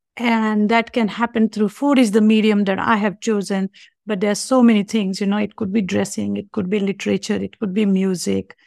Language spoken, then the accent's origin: English; India; moved away as an adult; now in United States; I was born in India, so I practice Hinduism.